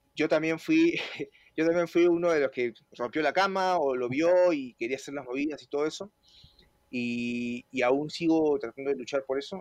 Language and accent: Spanish; Peru; moved away as an adult; now in Mexico; yo peruano